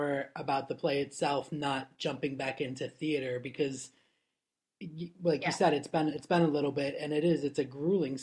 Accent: Florida, United States; when I was growing up in Florida, I did theater for like 10 years

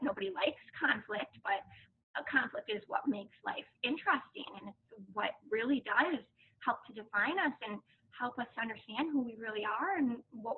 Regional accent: United States; as an American

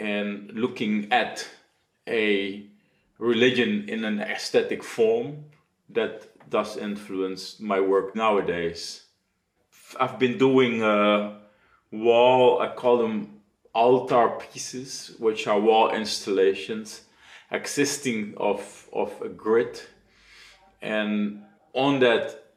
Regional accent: Suriname; now in Netherlands; Being born and raised in Suriname

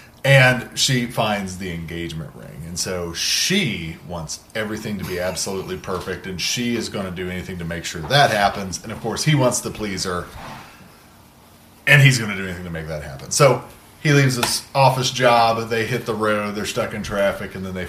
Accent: Appalachia, United States; I come from Appalachian country.

